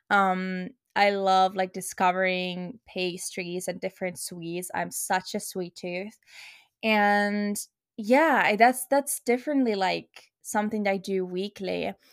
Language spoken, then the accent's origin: English; Finland; English is a second language; also born or lived in Luxembourg / Helsinki, Finland; I am 22 years old, and I'm originally from Finland, or I'm a holder of Finnish passport, but actually, I was born in Luxembourg and I lived there the seven first years of my life.